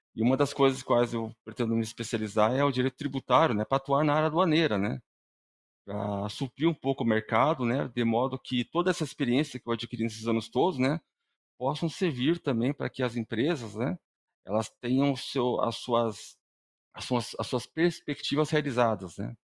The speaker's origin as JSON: {"language": "Portuguese", "region": "Paraná", "country": "Brazil", "said": "eu sou aqui do Paraná mesmo"}